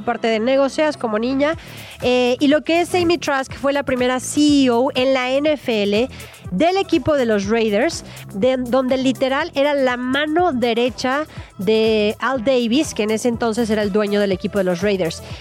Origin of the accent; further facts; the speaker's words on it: Mexico; pueblo mexicano